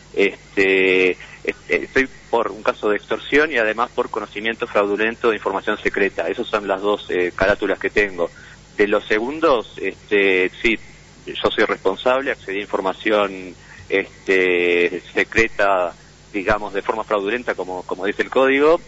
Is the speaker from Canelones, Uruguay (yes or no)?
no; Montevideo, Uruguay; soy de Montevideo